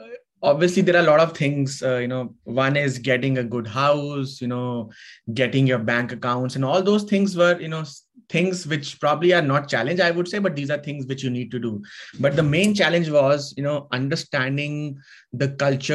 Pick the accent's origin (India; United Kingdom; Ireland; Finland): India; moved away as an adult; now in Canada; I'm originally from India, grew up there